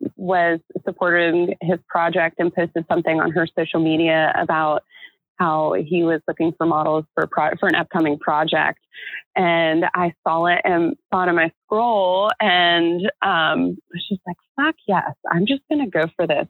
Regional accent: Florida, United States; I grew up in America with Jennifers and Christians

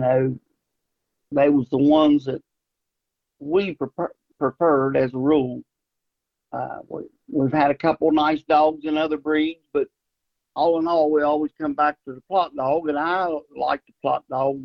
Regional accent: Ripley, West Virginia, United States; also born or lived in Charleston, West Virginia; I grew up right there around Ripley and uh, went to Ripley High School

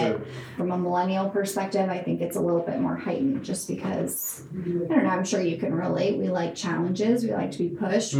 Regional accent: Sioux Falls, South Dakota, United States; moved away as an adult; also born or lived in Lincoln, Nebraska; now in Omaha, United States; I am originally from Sioux Falls, South Dakota, and got my undergrad at UNL and came up to Omaha.

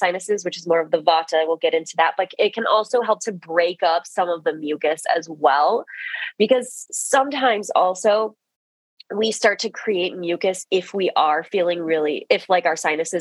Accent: Midwest, United States; We're both from the Midwest

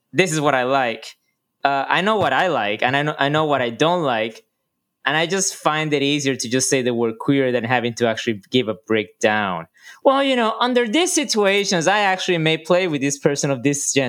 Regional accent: Puerto Rico; moved away; Born and raised in Puerto Rico

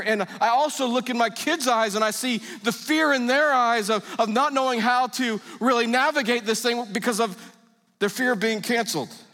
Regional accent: United States; I'm an American.

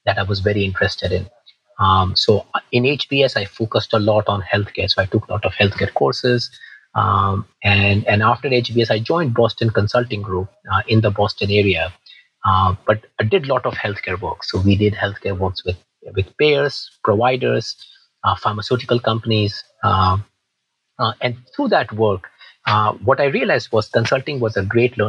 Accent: India; moved away as an adult; also born or lived in South Georgia, United States; now in United States; I grew up in India, Christine, grew up in a small town in India.

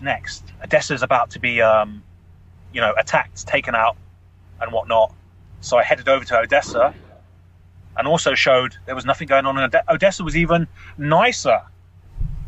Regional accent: London, United Kingdom; I grew up in London

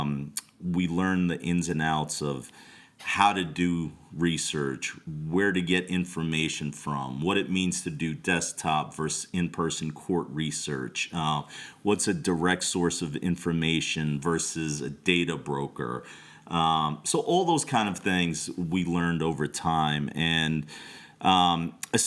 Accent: New York City, New York, United States; also born or lived in Brooklyn; I come from an immigrant Bangladeshi family. We grew up in Queens and spent a lot of time in Brooklyn

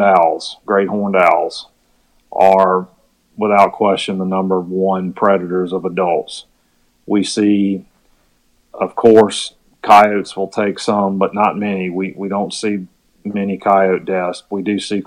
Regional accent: Virginia, United States; also born or lived in Mississippi; I grew up in Virginia

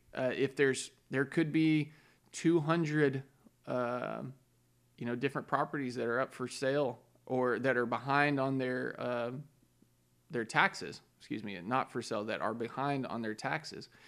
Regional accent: Texas, United States; I'm a Texan. I wanna stay in Texas.

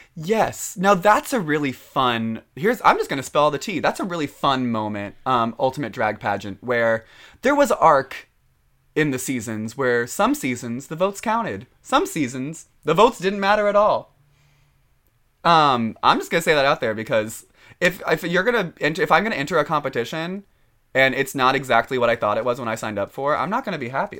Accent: Overland Park, Kansas, United States; moved away; I am from a lovely little town called Overland Park, Kansas

